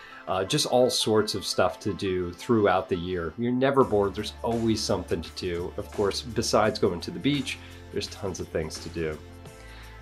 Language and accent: English; New York, United States; also born or lived in California; now in Florida, United States; my home state of New York